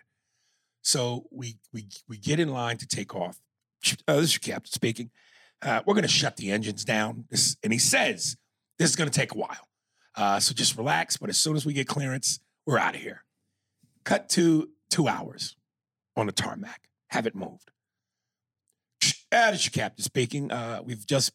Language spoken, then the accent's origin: English; New York, United States; moved away; I'm from New York